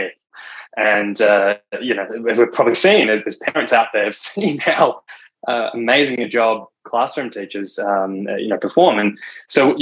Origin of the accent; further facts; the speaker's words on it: Victoria, Australia; as co-founders, that's where we grew up in Victoria